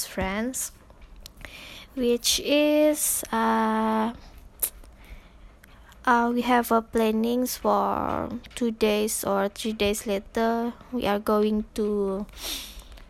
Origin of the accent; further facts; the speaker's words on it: Sabah, Malaysia; English is a second language; moved away as an adult; now in Tanjung Malim, Malaysia; I'm from Sabah.